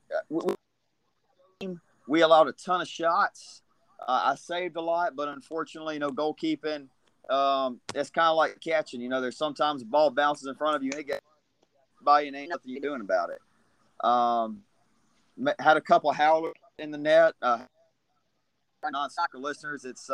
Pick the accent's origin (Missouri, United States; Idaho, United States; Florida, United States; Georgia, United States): Georgia, United States; Leesburg; the area I grew up in Leesburg, Georgia